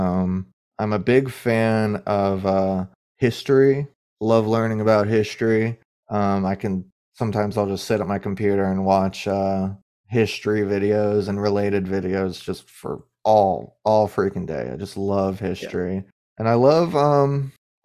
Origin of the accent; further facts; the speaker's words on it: Florida, United States; as someone from Florida